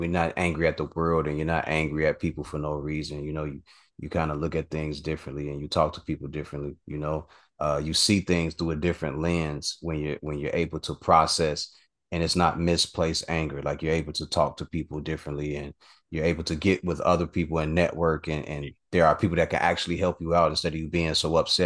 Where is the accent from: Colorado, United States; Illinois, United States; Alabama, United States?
Illinois, United States; Chicago; I'm from Chicago